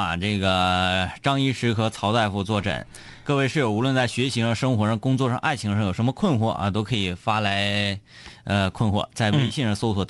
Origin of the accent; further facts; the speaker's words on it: Dandong, Liaoning, China; 丹东的啤酒特别好喝，我是丹东人。